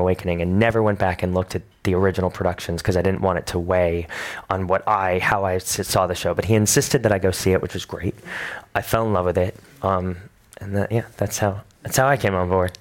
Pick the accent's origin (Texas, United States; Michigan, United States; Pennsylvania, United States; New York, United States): New York, United States; New York City; I moved to New York when I was nine. I lived there since then.